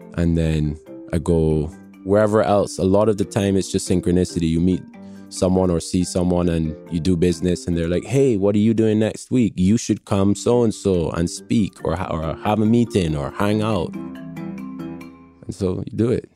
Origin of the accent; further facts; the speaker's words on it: Barbados; accent: international; also born or lived in England / Miami; now in London, United Kingdom; I'm from Barbados, and uh, I was born in England but grew up in Barbados from an infant onwards